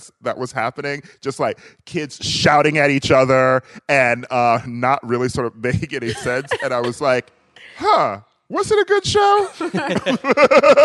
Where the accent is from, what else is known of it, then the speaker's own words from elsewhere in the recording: Milwaukee, Wisconsin, United States; moved away; also born or lived in Chicago; I'm from Milwaukee